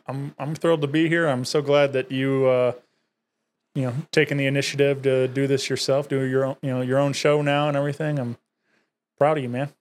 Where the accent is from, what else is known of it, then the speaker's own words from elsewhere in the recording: Wentzville, Missouri, United States; I grew up in Wentzville, been there all my life